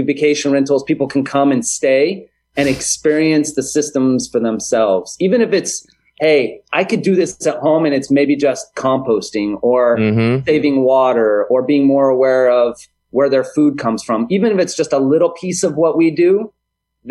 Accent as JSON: {"language": "English", "region": "California", "country": "United States", "tie": "born or raised there", "moved": "yes", "lives_now": "Hawaii, United States", "said": "born and raised in California"}